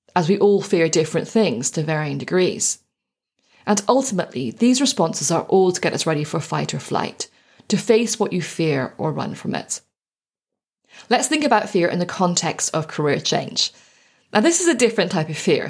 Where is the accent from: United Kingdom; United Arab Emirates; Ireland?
Ireland; Growing up in Ireland